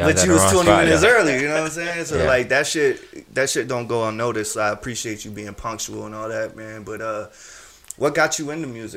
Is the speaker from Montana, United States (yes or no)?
no; Charleston, South Carolina, United States; I'm from Charleston